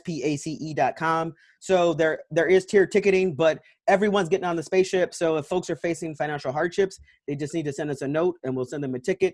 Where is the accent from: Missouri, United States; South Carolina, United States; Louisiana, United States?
Missouri, United States; St. Louis; moved away as an adult; now in Washington, DC, United States; I'm born and raised in St. Louis, Missouri. Got to DC for the first time in July of 2002. So I have been here off and on for almost 18 years now. So I am not a native Washingtonian, but I like to say I'm rooted here